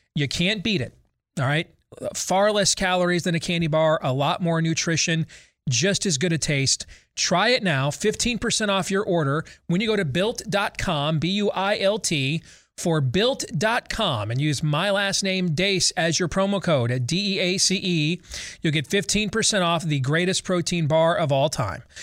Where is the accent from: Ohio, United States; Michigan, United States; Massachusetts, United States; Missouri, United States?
Michigan, United States; as a kid growing up in Michigan, watching the nightly news with my parents.